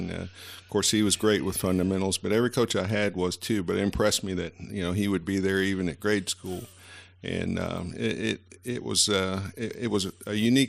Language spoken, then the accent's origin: English; Bristol, Tennessee, United States; also born or lived in Virginia; Tennessee, for sure, even though I was born across the street in Virginia.